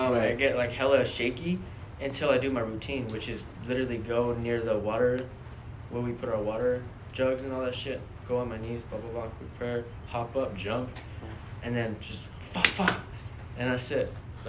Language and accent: English; Vancouver, British Columbia, Canada; my hometown in Canada, Vancouver.